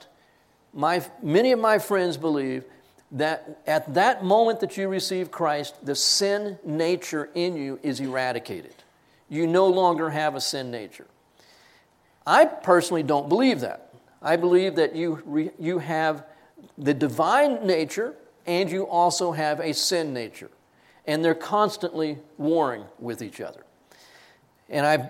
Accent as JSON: {"language": "English", "region": "Texas", "country": "United States", "said": "I am a Texan. I am an American, Texan first"}